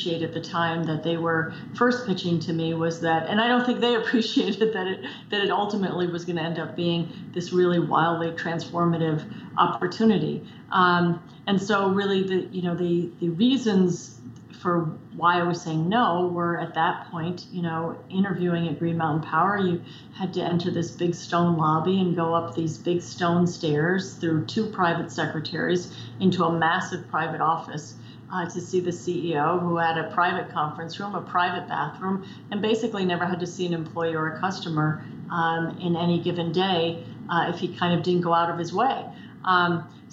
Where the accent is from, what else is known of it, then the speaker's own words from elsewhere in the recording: New York City, New York, United States; now in Vermont, United States; I grew up in New York City on the West Side